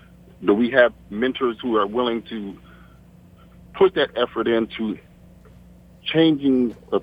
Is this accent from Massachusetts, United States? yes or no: no; Washington, District of Columbia, United States; growing up in Northeast D.C.